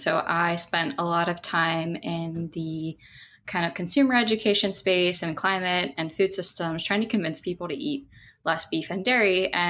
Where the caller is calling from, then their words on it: Kona, Hawaii, United States; And I'm calling in from Kona, Hawaii, Hawaii Island.